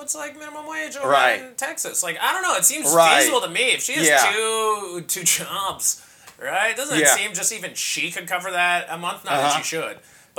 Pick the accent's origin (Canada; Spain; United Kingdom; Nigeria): Canada; I'm Canadian